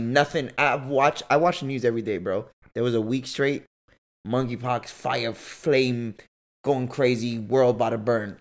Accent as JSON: {"language": "English", "region": "Massachusetts", "country": "United States", "tie": "born or raised there", "said": "I was born in Massachusetts"}